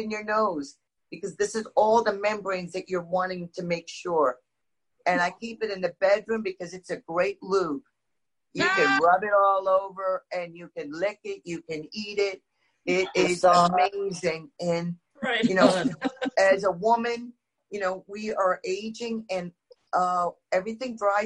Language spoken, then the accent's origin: English; India; moved away; I'm originally from India